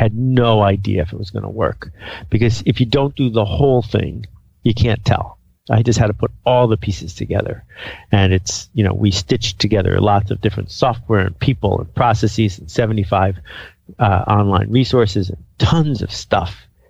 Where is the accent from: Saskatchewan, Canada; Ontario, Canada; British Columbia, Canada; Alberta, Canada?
Ontario, Canada; Algonquin Park; I mean, I grew up in Algonquin Park, about 100 miles from where you are right now.